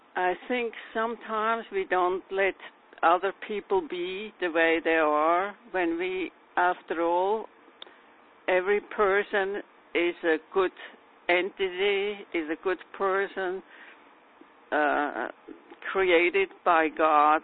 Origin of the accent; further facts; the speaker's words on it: New York City, New York, United States; I'm from New York City